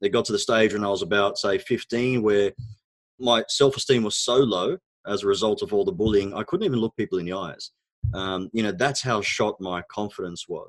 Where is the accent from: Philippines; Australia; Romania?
Australia; first language Arabic; English is a second language; also born or lived in Egypt; So I was actually born in Egypt. My background is Egyptian. Both my parents are Egyptian, of course. We immigrated to Australia when I was about 4 years old.